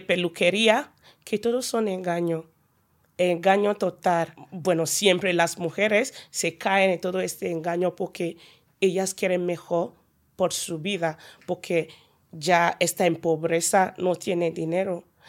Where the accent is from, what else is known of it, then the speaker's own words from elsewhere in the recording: Nigeria; Spanish is a second language; now in Pamplona, Spain; soy una nigeriana